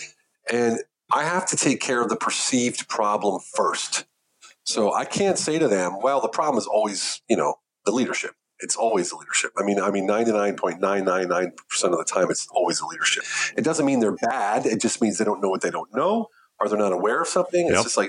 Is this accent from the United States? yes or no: yes; United States; moved away as an adult; now in Germany; an American that didn't speak much German living in Germany